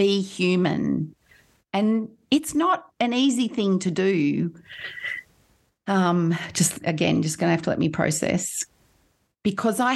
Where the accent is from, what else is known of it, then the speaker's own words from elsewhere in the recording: Kurrajong, New South Wales, Australia; also born or lived in Sydney; Grew up in Kurrajong, just at the base of the Blue Mountains